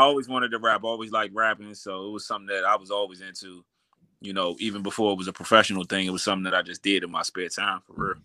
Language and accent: English; Washington, District of Columbia, United States; I grew up uptown. I grew up uptown, so um, I actually uh, grew up around like Adams Morgan area, you know, 17th Street side